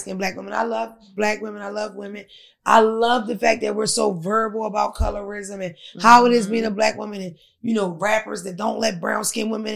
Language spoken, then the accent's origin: English; Philadelphia, Pennsylvania, United States; I'm from Philadelphia. Everybody is tatted.